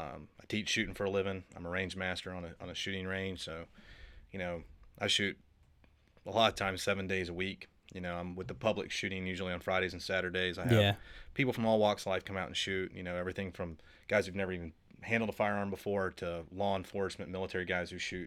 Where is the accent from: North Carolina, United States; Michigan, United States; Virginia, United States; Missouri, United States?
North Carolina, United States; Charlotte; I'm from Charlotte.